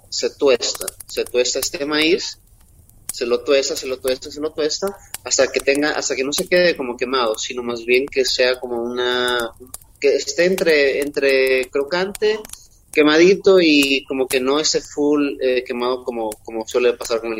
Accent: Quilanga, Loja, Ecuador; Eh, como yo nací

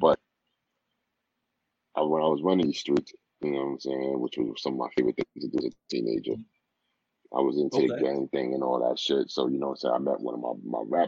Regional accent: New York City, New York, United States; born or raised there

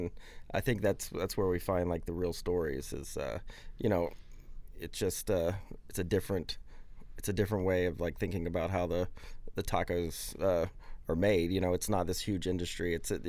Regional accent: Louisiana, United States; moved away; I spent a lot of time growing up in Louisiana. And there were not a lot of Latinos in Louisiana back in the 90s, 80s.

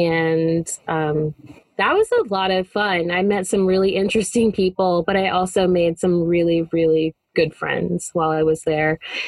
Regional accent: Texas, United States; I am from Texas.

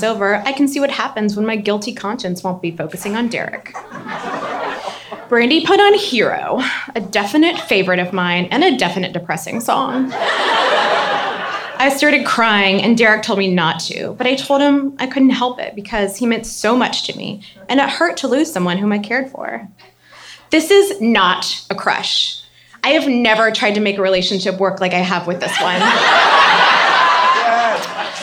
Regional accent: Baton Rouge, Louisiana, United States; I grew up in Baton Rouge, Louisiana.

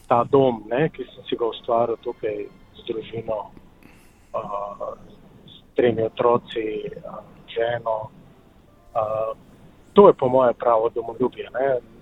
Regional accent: Slovenia; moji starši so rojeni v Srbiji, okay. rojen v Sloveniji

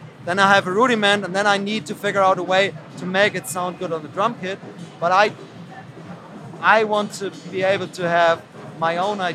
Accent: Hamburg, Germany; I'm from Hamburg.

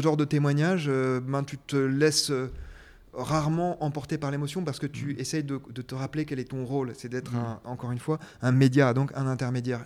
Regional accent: France

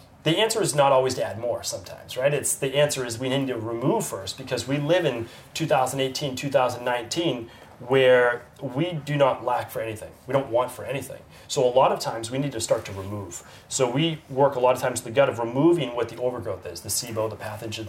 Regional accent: Medford, Massachusetts, United States; I grew up right outside the city in Medford, Massachusetts

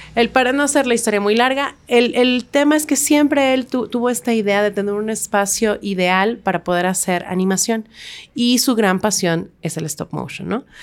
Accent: Mexico

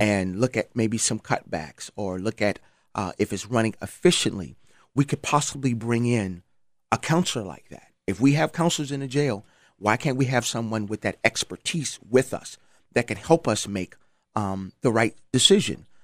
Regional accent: Charleston, South Carolina, United States; moved away; I'm from Charleston, South Carolina.

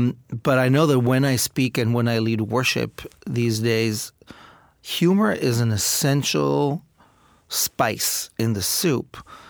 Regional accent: Israel; My father was a Holocaust survivor, and I grew up in Israel in a situation of great privilege.

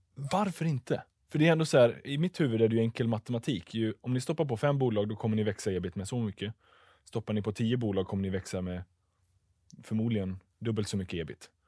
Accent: Tranemo, Västra Götaland, Sweden; jag bor på andra sidan, eh, eller bor, kommer ifrån regionsgränsen i Västra Götaland, Tranemo med mera

